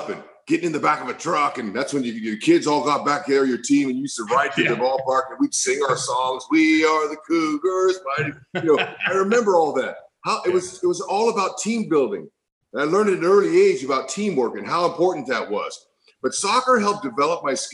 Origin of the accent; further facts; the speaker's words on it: Fresno, California, United States; grow up in Central California, Central San Joaquin Valley, Fresno